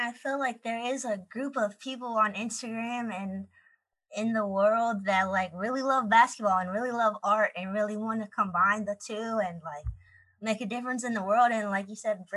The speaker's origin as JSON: {"language": "English", "town": "Pittsburgh", "region": "Pennsylvania", "country": "United States", "tie": "born or raised there", "moved": "yes", "lives_now": "Orlando, United States", "said": "my hometown, Pittsburgh, Pennsylvania"}